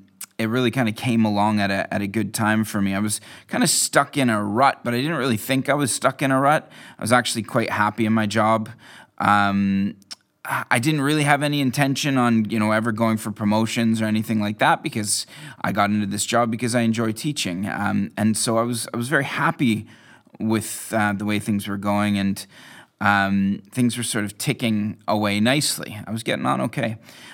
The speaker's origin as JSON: {"language": "English", "country": "Canada", "lives_now": "Scotland", "said": "I moved here from Canada in 2005"}